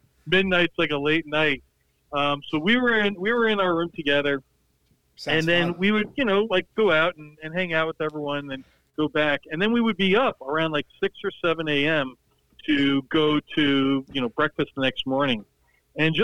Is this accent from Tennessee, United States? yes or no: no; Montvale, New Jersey, United States; I grew up with him in Montvale.